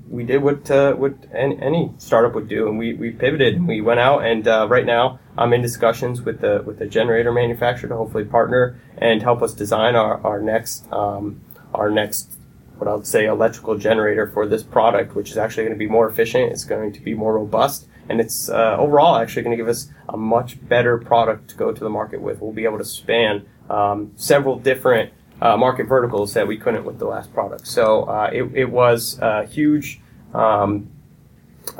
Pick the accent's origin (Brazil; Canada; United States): United States; Connecticut; I grew up in Connecticut. I moved here when I was about four